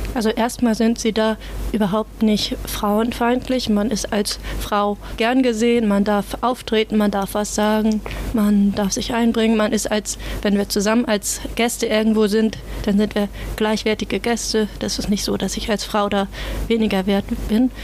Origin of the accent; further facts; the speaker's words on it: near Flensburg, Schleswig-Holstein, Germany; Also ich komme aus der Nähe von Flensburg. Das liegt quasi direkt am Wasser, am Meer. Und ich kenne das einfach von, von meiner Kindheit, von da, wo ich aufgewachsen bin